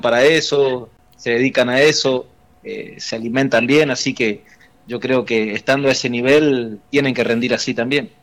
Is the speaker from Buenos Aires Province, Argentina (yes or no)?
no; Gobernador Virasoro, Corrientes, Argentina; moved away; yo soy de, de Virasoro Corriente